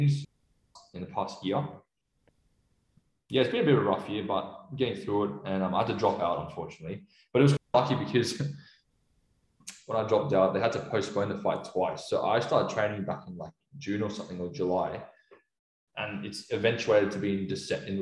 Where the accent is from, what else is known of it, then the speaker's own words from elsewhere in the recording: Sydney, New South Wales, Australia; moved away as an adult; now in Melbourne, Australia; I'm from Chatswood. So I grew up in Chatswood, but I'm just staying in an Airbnb around the area.